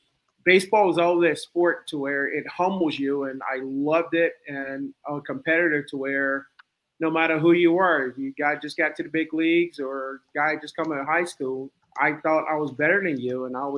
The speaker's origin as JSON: {"language": "English", "town": "Ripley", "region": "Tennessee", "country": "United States", "said": "I was from Ripley."}